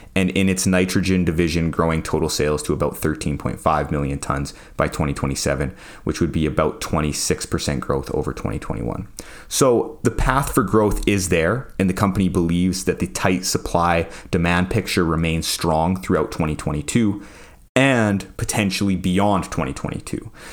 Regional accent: Saskatoon, Saskatchewan, Canada; I'm proud of being from Saskatchewan

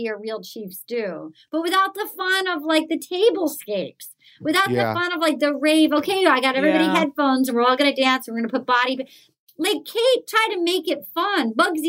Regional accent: Rhode Island, United States; I'm from Rhode Island.

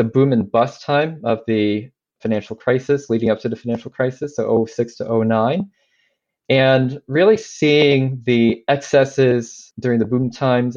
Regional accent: China; moved away; I grew up in China, mainland China, in the early to mid 80s

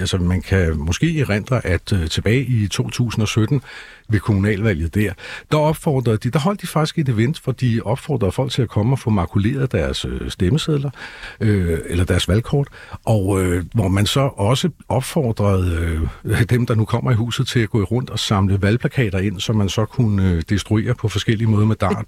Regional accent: Copenhagen, Capital Region of Denmark, Denmark; vi er jo også københavnere

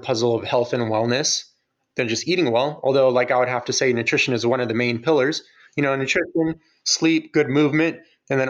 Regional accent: Ukraine; I'm from Ukraine

